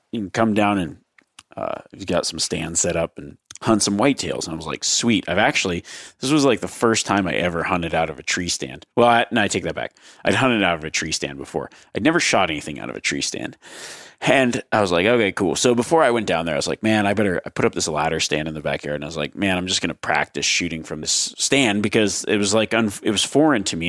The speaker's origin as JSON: {"language": "English", "region": "Nevada", "country": "United States", "said": "my home state of Nevada."}